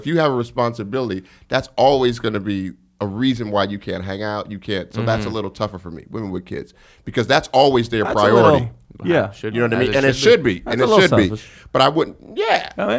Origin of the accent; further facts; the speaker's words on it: Denver, Colorado, United States; now in New York, United States; The Denver that I grew up in is gone.